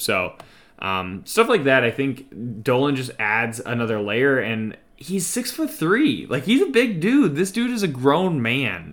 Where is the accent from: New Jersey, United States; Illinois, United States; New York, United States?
Illinois, United States; Glen Ellyn; that's my hometown